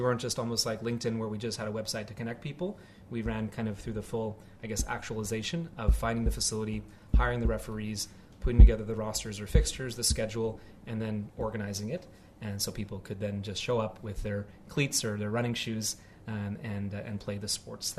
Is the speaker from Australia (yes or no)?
no; Montreal, Quebec, Canada; moved away as an adult; And I remember back in the day in 2006, 2007, when we both came over from Canada. I'm originally from Montreal and he's from Toronto.